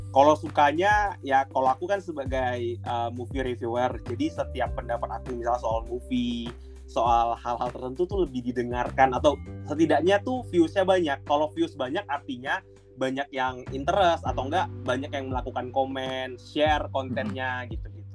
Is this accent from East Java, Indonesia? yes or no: no; Pekanbaru, Riau, Indonesia; moved away as an adult; now in Jakarta, Indonesia; aku kan sebenarnya domisilinya bukan di Jakarta kan. Di okay. Pekanbaru, uh, hmm. aku orang Sumatera, di Riau tepatnya